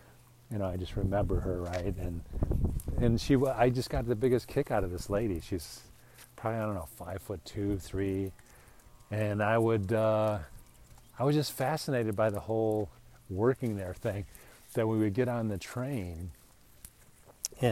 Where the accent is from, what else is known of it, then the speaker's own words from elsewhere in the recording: United States; now in Arizona, United States; as an American